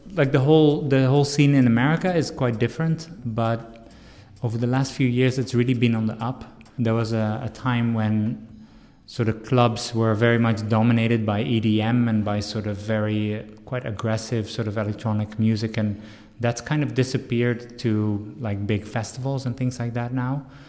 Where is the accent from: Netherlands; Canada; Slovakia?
Netherlands; moved away as an adult; now in Washington, D.C., United States; I grew up in Holland